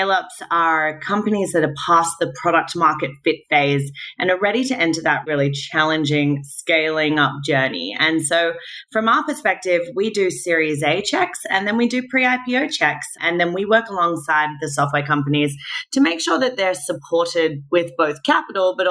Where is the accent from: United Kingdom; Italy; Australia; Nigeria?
Australia; also born or lived in Manhattan, New York; now in New York, United States; I'm Australian